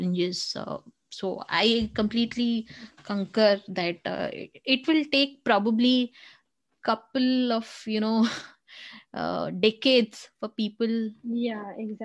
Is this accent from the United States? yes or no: no; India; being an Indian